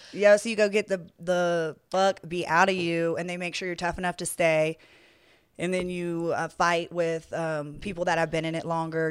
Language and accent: English; Atlanta, Georgia, United States; also born or lived in New Orleans, Louisiana / Los Angeles, California; now in Las Vegas, United States; I am from Atlanta, Georgia.